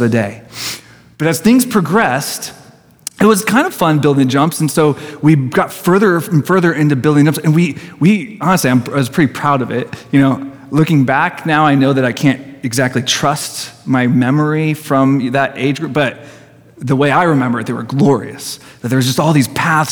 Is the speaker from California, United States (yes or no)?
yes; Poway, California, United States; I grew up in Garden Road